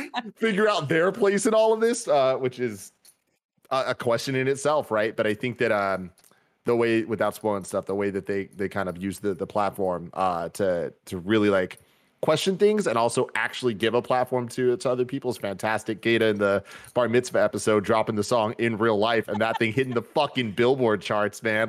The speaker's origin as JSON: {"language": "English", "area": "Bay Area", "region": "California", "country": "United States", "tie": "born or raised there", "said": "growing up in the Bay Area and growing up interested in the hip-hop culture"}